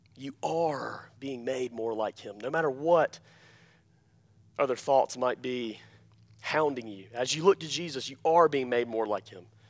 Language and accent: English; Alabama, United States; I'm from Alabama